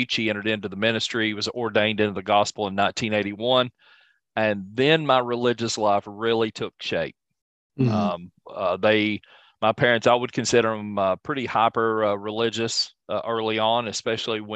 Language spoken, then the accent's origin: English; between Whitesburg and Hazard, Eastern Kentucky, United States; my accent, I'm from the eastern part of the state, Eastern Kentucky. I grew up between Whitesburg and Hazard